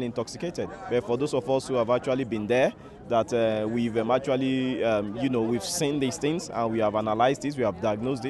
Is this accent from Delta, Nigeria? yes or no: no; Lagos, Nigeria; I'm from Lagos, Nigeria